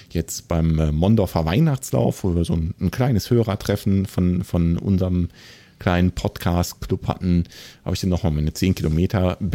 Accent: Kassel, Hesse, Germany; Ich komme ja aus Kassel und habe äh, hier vor Ort natürlich den Heimatmarathon.

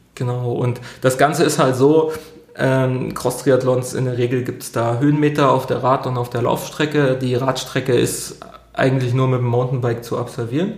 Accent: Thuringian Forest, Germany; moved away as an adult; now in Dortmund, Germany; Ich bin im Thüringer Wald groß geworden, ja. ähm, unweit des Rennsteigs

